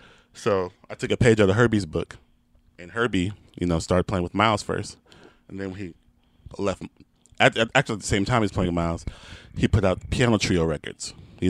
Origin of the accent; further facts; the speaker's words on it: Houston, Texas, United States; I'm from Houston.